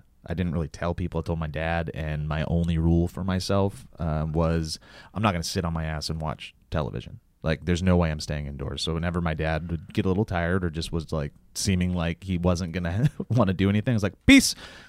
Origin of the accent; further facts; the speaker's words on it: Columbia Falls, Montana, United States; moved away as an adult; now in Los Angeles, United States; we grew up together in Columbia Falls